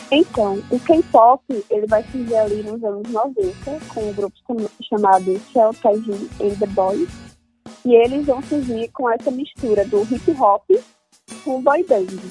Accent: Maceió, Alagoas, Brazil; eu sou de Maceió, Alagoas, sou jornalista

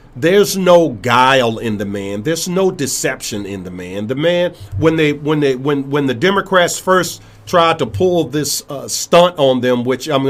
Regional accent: Richmond, Virginia, United States; my hometown, Richmond

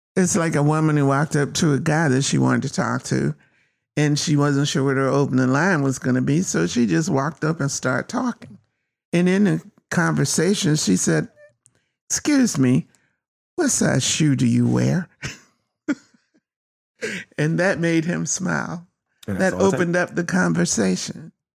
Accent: North Carolina, United States; I was born in North Carolina, one of the most racist places you could have been at that time.

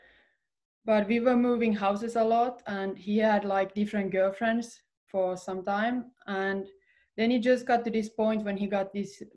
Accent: Finland; right now I'm in Finland. That's where I'm based. That's my home country

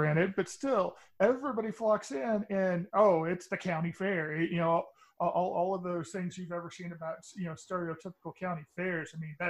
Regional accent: Texas, United States; I am from Texas originally, live in Texas right now

